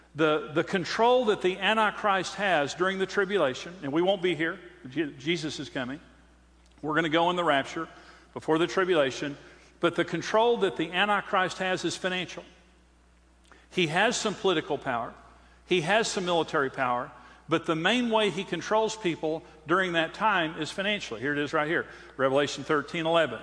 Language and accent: English; Amarillo, Texas, United States; I'm from Amarillo